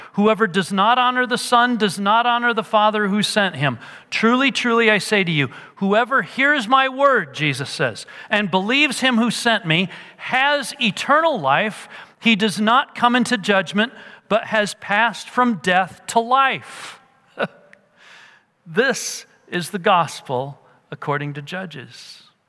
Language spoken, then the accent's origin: English; United States